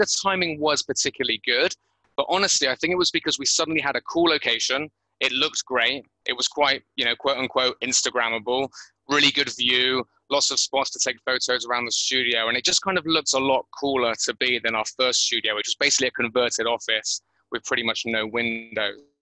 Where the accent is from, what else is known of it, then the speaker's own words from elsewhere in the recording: Bristol, South West England, United Kingdom; moved away as an adult; now in Thailand; born and bred in Bristol